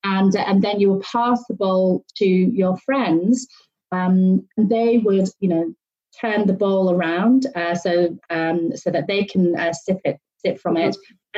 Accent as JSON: {"language": "English", "country": "United Kingdom", "said": "being a Brit, I love my tea, being Chinese, I love my tea"}